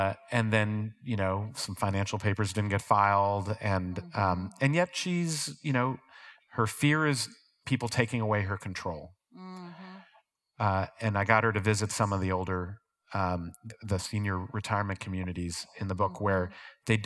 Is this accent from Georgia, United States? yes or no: no; Ohio, United States; moved away; growing up in Ohio